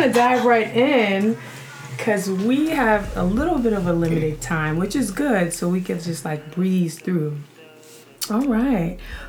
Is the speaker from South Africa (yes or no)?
no; Bronx, New York, United States; So, how I met Myesha was like way back in middle school. I came from the Bronx.